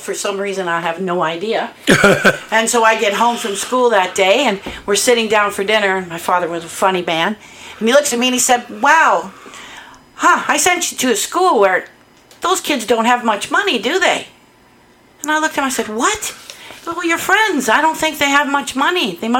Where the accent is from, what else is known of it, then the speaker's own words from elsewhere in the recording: Welland, Ontario, Canada; Born and raised in Welland.